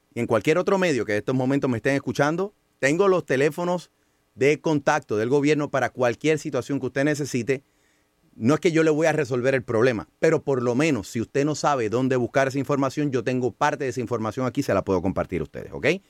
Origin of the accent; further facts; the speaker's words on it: San Juan, Puerto Rico; Lo que hace grande a San Juan es Río Piedra, lo más lindo que hay en mi pueblo natal